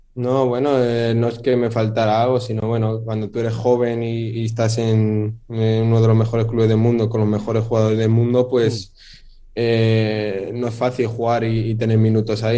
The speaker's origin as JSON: {"language": "Spanish", "country": "Spain", "tie": "born or raised there", "said": "me siento marroquí, aunque también un poco español porque he nacido ahí y, me he criado y, he nacido ahí"}